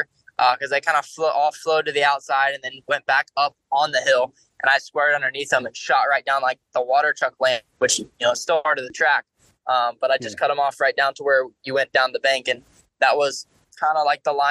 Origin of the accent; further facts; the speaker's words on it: Florida, United States; I grew up in Florida